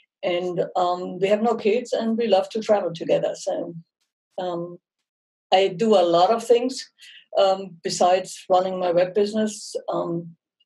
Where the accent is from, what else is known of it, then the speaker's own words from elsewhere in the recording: Munich, Bavaria, Germany; accent: German; English is a second language; moved away as an adult; now in United States; I'm born and raised in Munich